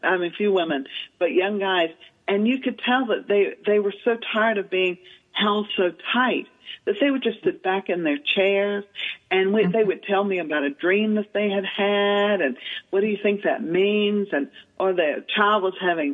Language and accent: English; the South, United States; moved away; also born or lived in Manhattan; growing up in the South